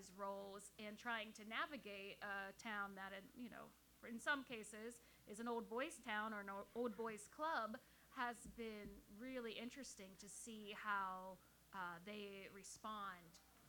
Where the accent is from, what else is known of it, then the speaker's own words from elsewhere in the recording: Western Pennsylvania, United States; now in Cleveland, United States; I grew up in Western Pennsylvania